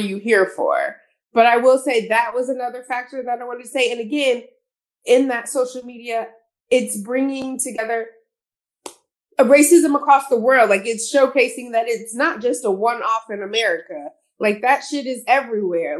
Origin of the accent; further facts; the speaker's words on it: Houston, Texas, United States; moved away; I'm from Houston